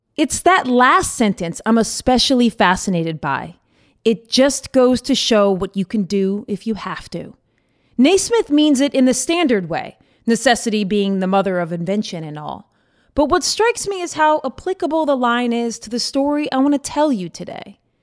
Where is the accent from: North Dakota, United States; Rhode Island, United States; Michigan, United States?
Rhode Island, United States; now in Charleston, United States; I was born in Rhode Island